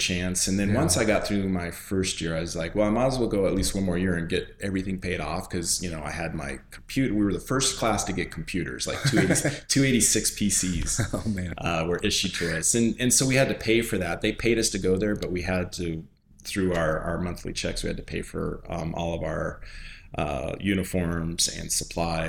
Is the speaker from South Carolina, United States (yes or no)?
no; Colorado Springs, Colorado, United States; So, I grew up in Colorado Springs on the east side, came from humble beginnings.